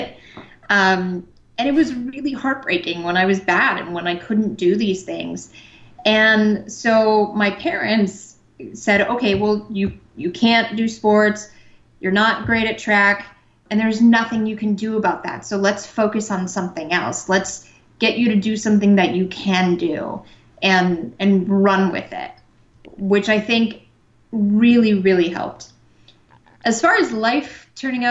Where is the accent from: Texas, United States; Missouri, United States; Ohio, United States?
Ohio, United States; Cleveland; moved away as an adult; now in Los Angeles, United States; I'm from Cleveland, and I had my same cardiologist for 30 years